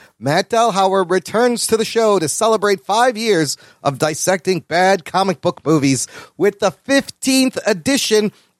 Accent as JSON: {"language": "English", "country": "Pakistan", "said": "I'm Pakistani"}